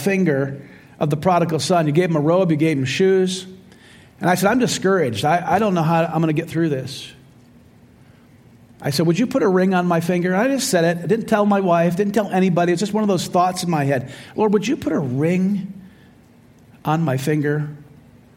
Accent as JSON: {"language": "English", "town": "Royal Oak", "region": "Michigan", "country": "United States", "tie": "born or raised there", "said": "I was born in Royal Oak, Michigan"}